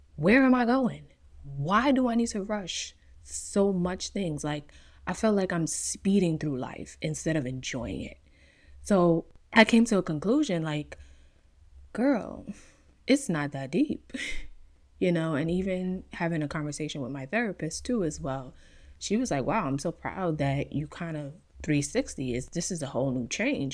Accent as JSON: {"language": "English", "region": "New York", "country": "United States", "tie": "born or raised there", "moved": "yes", "lives_now": "California, United States", "said": "being born and raised in New York"}